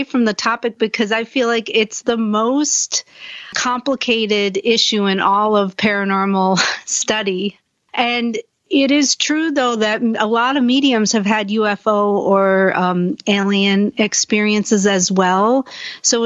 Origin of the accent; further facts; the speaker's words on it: Buffalo, New York, United States; I grew up in Buffalo, New York, which is in upstate New York